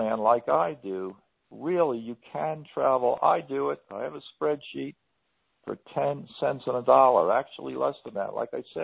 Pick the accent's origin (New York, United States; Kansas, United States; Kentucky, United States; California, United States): New York, United States; moved away; I was born in New York, and I love going back there